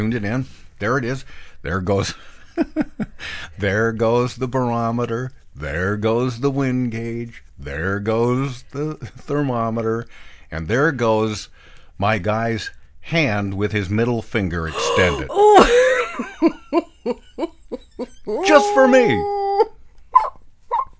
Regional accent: Bend, Oregon, United States; When I was a kid in my hometown of Bend, Oregon

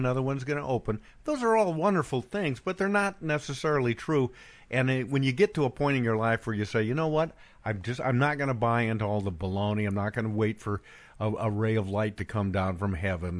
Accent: Bend, Oregon, United States; moved away; my hometown, Bend, Oregon, is completely changed

